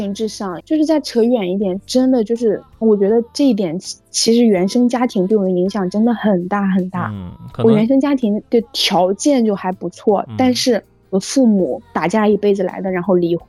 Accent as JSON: {"language": "Chinese", "region": "Shanxi", "country": "China", "tie": "born or raised there", "moved": "yes", "lives_now": "Beijing, China", "said": "我们老家，我是山西的，从北京到山西"}